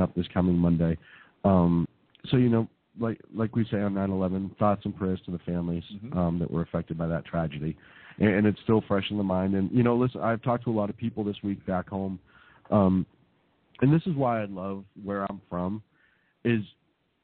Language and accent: English; Boston, Massachusetts, United States; moved away; as a Bostonian with a lot of friends back home